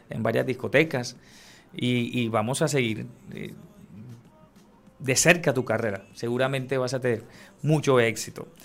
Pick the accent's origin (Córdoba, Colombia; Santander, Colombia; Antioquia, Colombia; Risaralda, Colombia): Córdoba, Colombia; San Antero; Yo soy de San Antero, Córdoba.